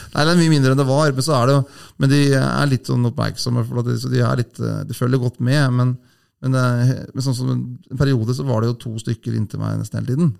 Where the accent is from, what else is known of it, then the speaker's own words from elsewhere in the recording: Hamar area, Innlandet, Norway; Jeg er jo ikke fra Hamar, da, men jeg, Hamar er liksom byen min